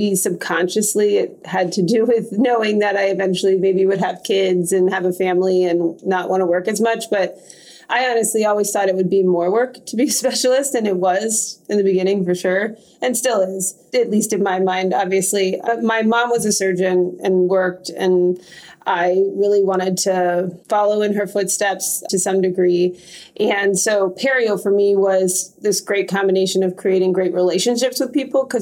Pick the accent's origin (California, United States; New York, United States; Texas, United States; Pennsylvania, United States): Pennsylvania, United States; Pittsburgh; moved away as an adult; now in Chicago, United States; I'm originally from Pittsburgh, Pennsylvania. Came to Chicago about 10 years ago for residency and stayed here ever since.